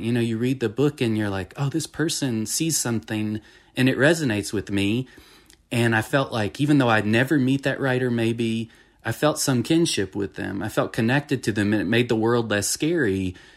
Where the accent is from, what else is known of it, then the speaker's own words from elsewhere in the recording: Franklin County, Tennessee, United States; also born or lived in Cambridge, Massachusetts / Florida; I've lived my whole life basically in this county